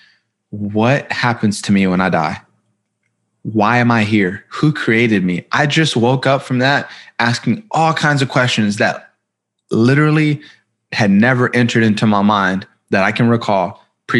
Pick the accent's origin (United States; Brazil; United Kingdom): United States; Columbus, Ohio; I was born in Columbus, Ohio. I come from a pretty broken home.